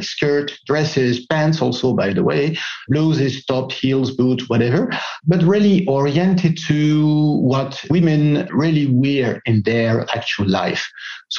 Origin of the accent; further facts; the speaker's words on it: Greece; I was born in Greece, as French, from French parents.